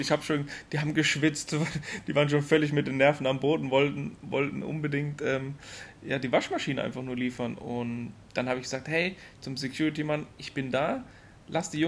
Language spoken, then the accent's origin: German; Germany; now in United Arab Emirates; als Deutsche sind wir so ein bisschen unterfordert.